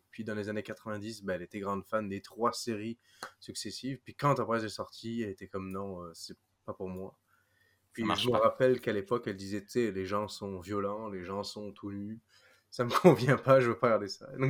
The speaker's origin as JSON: {"language": "French", "country": "New Zealand", "moved": "yes", "said": "je viens de Nouvelle-Zélande"}